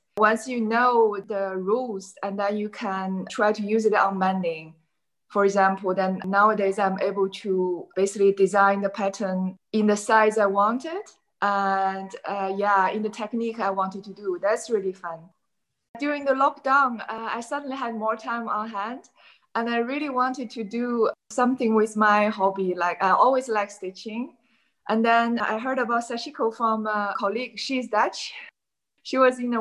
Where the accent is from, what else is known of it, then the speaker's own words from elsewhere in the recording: China; moved away as an adult; now in Amsterdam, Netherlands; Originally, I came from China and I came to Amsterdam